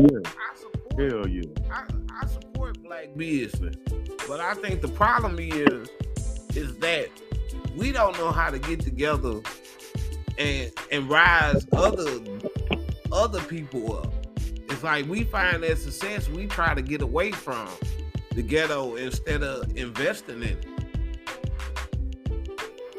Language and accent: English; Blytheville, Arkansas, United States; moved away; we grew up in the Ville